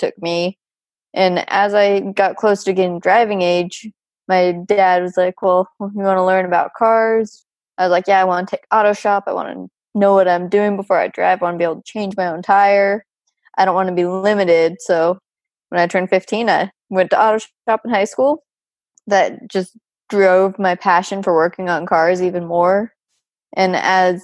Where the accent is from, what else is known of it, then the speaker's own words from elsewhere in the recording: United States; moved away as an adult; where I grew up in Tahoe